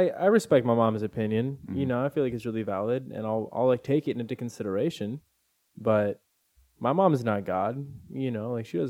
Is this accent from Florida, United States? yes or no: no; California, United States; Because we're all born and raised in California.